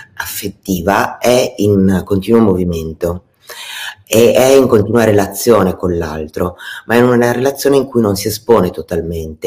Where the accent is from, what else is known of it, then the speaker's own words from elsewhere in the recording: Italy; essendo nata e cresciuta in Italia